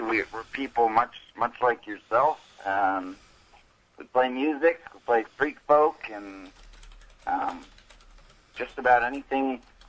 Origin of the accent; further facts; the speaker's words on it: Portsmouth, New Hampshire, United States; But we're from Portsmouth, New Hampshire, and I was, I think, busking in the streets of Portsmouth